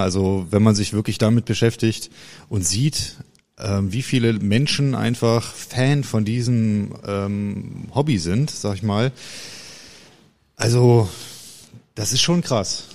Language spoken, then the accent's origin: German; Brüggen, North Rhine-Westphalia, Germany; ich äh, komme aus Kreis Viersen, äh, Brüggen halt